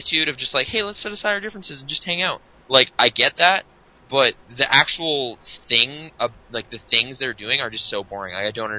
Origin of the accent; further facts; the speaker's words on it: Canada; being Canadian